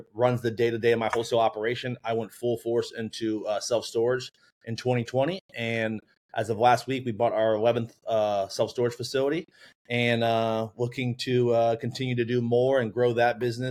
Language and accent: English; Orlando, Florida, United States; born and raised in Orlando, went to UCF for a finance degree